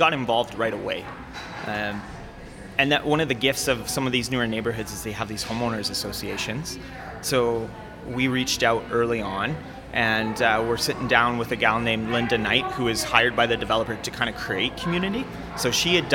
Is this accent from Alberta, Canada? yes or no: yes; Calgary, Alberta, Canada; I grew up in North Calgary